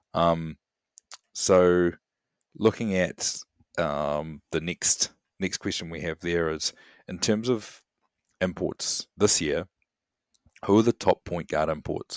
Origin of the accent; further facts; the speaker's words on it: Wellington, New Zealand; my hometown of Wellington